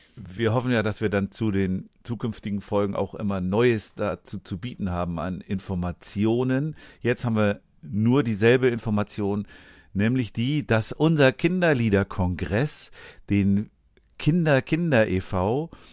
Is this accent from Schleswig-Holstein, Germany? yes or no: yes; Schleswig-Holstein, Germany; in mein Heimatbundesland